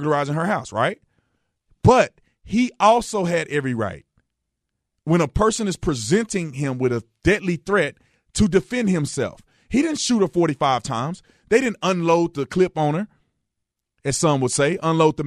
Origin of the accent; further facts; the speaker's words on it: Fort Worth, Texas, United States; I grew up in Fort Worth, Texas, right? I grew up in Fort Worth, not in this particular area, but my whole life I spent in Fort Worth